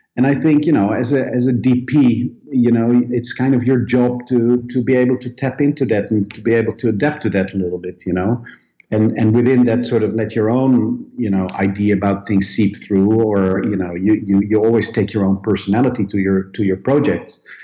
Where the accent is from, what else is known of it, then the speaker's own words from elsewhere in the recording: Netherlands; moved away as an adult; now in Sweden; I come originally from Holland